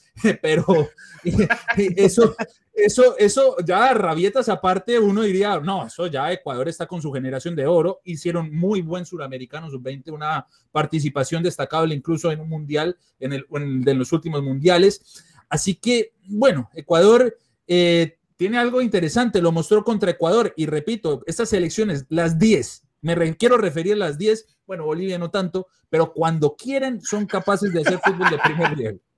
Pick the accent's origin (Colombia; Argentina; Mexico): Colombia; now in Panama; yo soy nacido en Colombia, ya llevo 17 años en Panamá.